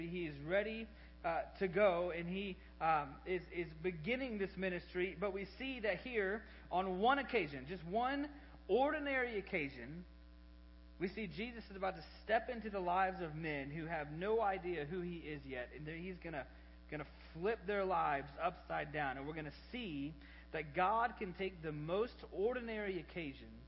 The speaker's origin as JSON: {"language": "English", "town": "Arlington", "region": "Texas", "country": "United States", "tie": "born there", "said": "33 years ago, I was born in Arlington, Texas, right off of I 20."}